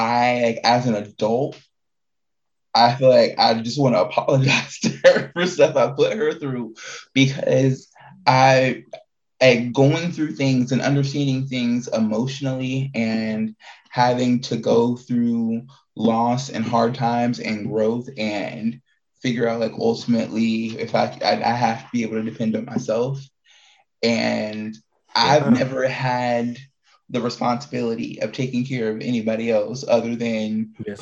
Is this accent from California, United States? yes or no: no; Indiana, United States; moved away as an adult; also born or lived in Prince George's County, Maryland; now in Arizona, United States; before I moved here, I grew up in Indiana. I'm not born from in Indiana. I'm originally from Washington, D.C., East Coast baby, Prince George County, Washington, Prince George County, Maryland. Freaking, but most of my life has been in Indiana, because we moved there when I was in like fifth, sixth grade